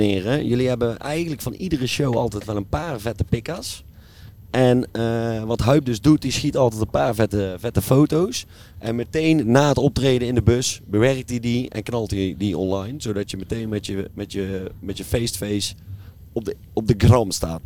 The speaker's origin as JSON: {"language": "Dutch", "town": "Kaatsheuvel", "region": "North Brabant", "country": "Netherlands", "said": "wij komen ook uit Kaatsheuvel"}